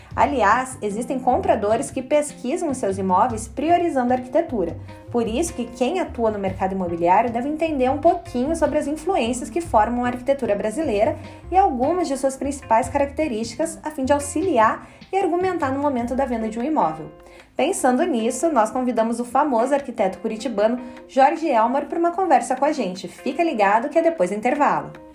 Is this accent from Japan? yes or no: yes; Japan; E eu, como japonesa